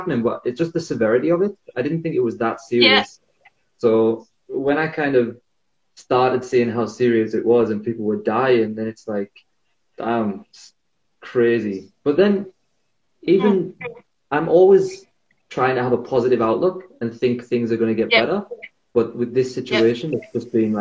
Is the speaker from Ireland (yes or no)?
no; North East England, United Kingdom; moved away as an adult; also born or lived in China; now in Sydney, Australia; I'm from the northeast of England in the UK. And, yeah, I've been living abroad for 5 years now.